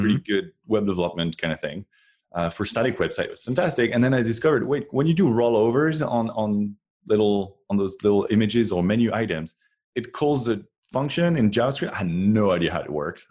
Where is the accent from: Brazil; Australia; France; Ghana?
France; moved away as an adult; now in Cupertino, United States; I was born in France and, um, until twenty twelve, I was, uh, was way back there in France